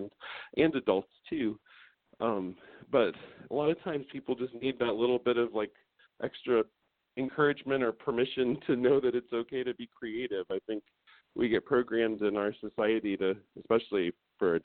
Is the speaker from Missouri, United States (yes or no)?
no; Columbus, Ohio, United States; moved away as an adult; My husband and I both lived in Ohio our whole lives. I'm from Columbus